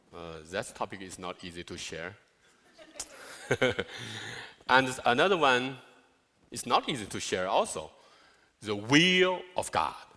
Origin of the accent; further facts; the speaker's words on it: China; English is a second language; now in United States; China, I'm from China.